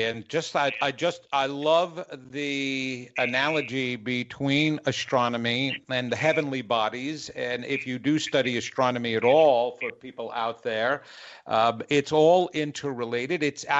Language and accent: English; New York, United States; now in North Carolina, United States; I had to let Dr. Greg know that I'm originally from New York. He could not tell. Because of my 25 years in North Carolina, I guess I lost that accent